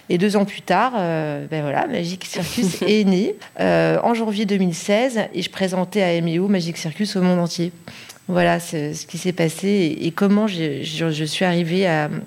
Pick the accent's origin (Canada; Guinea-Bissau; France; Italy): France; Paris, Île-de-France; born there; alors donc je suis née à Paris, j'ai étudié le négoce d'art, l'école Icar à Paris 8e